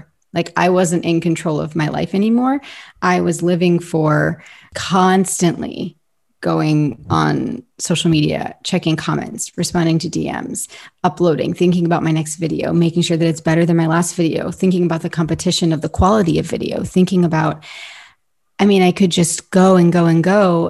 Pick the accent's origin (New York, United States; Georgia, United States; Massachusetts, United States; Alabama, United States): New York, United States; New York City; also born or lived in Ohio, United States / Tennessee, United States / Florida, United States; I was born in New York City. I grew up partially in New York, partially in Ohio, moved to Tennessee, moved to Florida, moved back to Ohio, moved back to Florida.